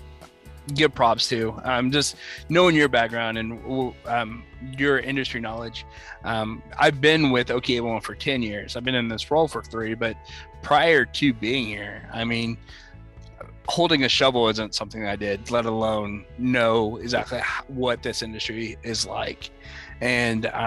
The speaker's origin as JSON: {"language": "English", "region": "Oklahoma", "country": "United States", "accent": "Okie", "said": "my Okie accent"}